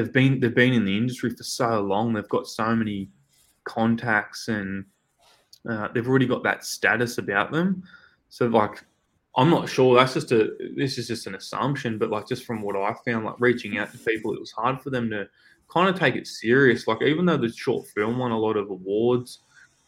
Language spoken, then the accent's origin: English; Newcastle, New South Wales, Australia; moved away as an adult; now in Sydney, Australia; here in our hometown in Newcastle, but we're about 2 hours away from Sydney, where I'm living at the moment.